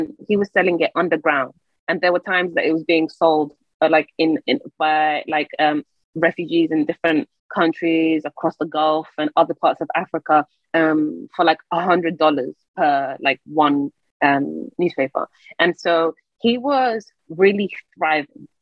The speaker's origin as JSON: {"language": "English", "region": "London", "country": "United Kingdom", "tie": "born or raised there", "said": "I grew up in London"}